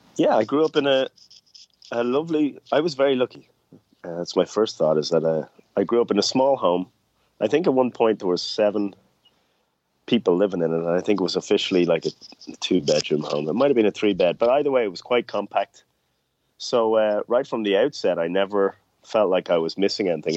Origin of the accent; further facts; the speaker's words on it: Ireland; growing up in Ireland